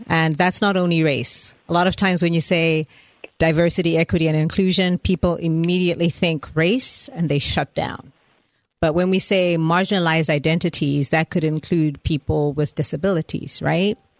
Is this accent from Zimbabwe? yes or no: yes; Zimbabwe; moved away as an adult; also born or lived in Atlanta, United States; now in United States; I was born in Zimbabwe, which is uh, the country that looks like a teapot on top of South Africa